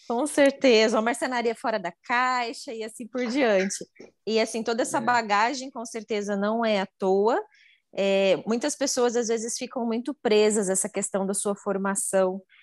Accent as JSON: {"language": "Portuguese", "town": "Curitiba", "region": "Paraná", "country": "Brazil", "moved": "as an adult", "lives_now": "Minas Gerais, Brazil", "said": "Eu sou lá de Curitiba, então lá em Curitiba, no Paraná"}